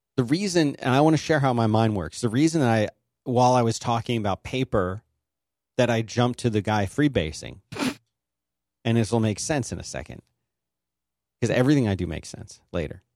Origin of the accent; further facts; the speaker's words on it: Philadelphia, Pennsylvania, United States; I'm from Philly